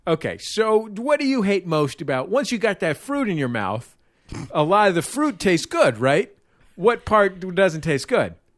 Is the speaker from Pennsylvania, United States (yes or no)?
no; San Francisco, California, United States; I grew up in San Francisco.